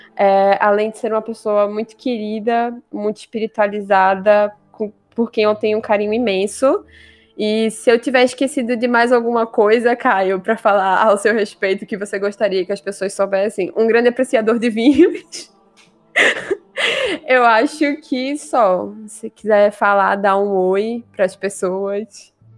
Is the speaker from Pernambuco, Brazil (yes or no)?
yes; near Vitória de Santo Antão, interior of Pernambuco, Brazil; uma cidade aqui do interior de Pernambuco, inclusive muito próxima da cidade de onde eu cresci